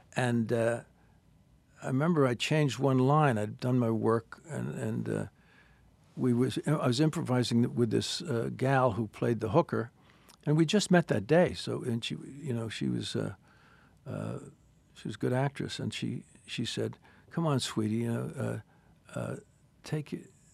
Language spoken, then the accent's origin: English; New York, United States; I'm from New York